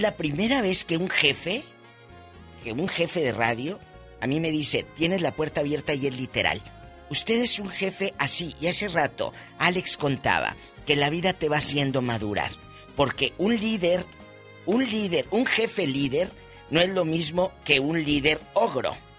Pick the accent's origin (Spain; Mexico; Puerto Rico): Mexico; northern Mexico; Soy norteña.